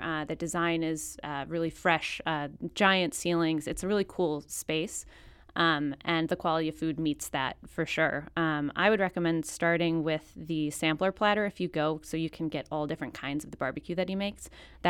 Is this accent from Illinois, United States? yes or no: yes; Chicago, Illinois, United States; I'm from Chicago, which I shouldn't say here.